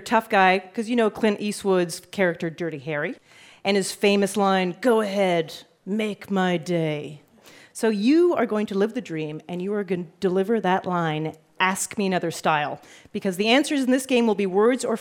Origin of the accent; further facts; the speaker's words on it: Canada; now in United States; As a Canadian